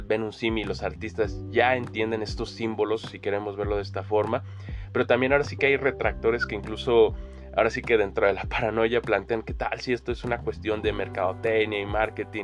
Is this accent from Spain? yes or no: no; Mexico